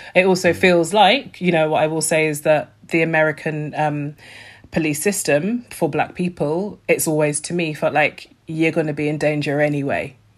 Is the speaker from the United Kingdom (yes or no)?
yes; United Kingdom; I'm a British, that like, I live in Britain